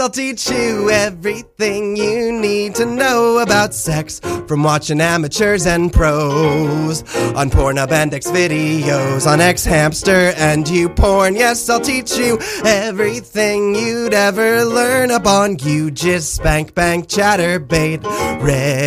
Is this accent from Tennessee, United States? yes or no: no; Millburn, New Jersey, United States; moved away; I'm from New Jersey, so not very far.